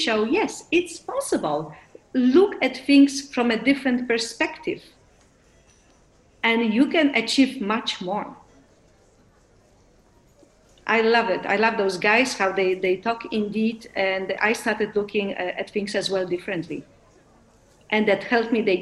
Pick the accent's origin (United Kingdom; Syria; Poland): Poland; English is a second language; moved away; also born or lived in Netherlands / Brazil / Mexico